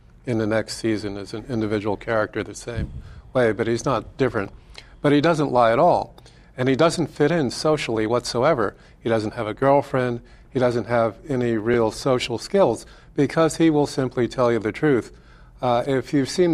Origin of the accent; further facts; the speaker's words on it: United States; I'm an American